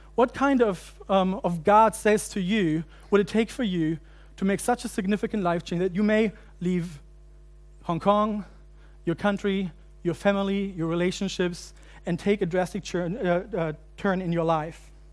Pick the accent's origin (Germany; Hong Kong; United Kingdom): Germany; moved away as an adult; also born or lived in United States; growing up in Germany and then going to seminary in the States